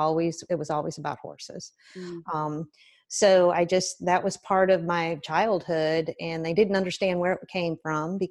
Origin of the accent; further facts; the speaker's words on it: Tipp City, Ohio, United States; I'm from Tippin, Ohio, and we lived real close to the city park